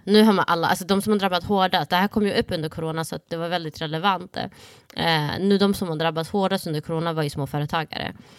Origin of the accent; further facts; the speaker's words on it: Sweden; Swedish is a second language; jag kom till Sverige när jag var sju, sju år